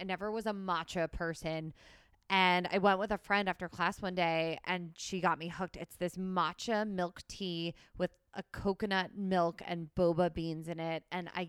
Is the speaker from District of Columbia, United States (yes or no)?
no; New Jersey, United States; I'm from Jersey.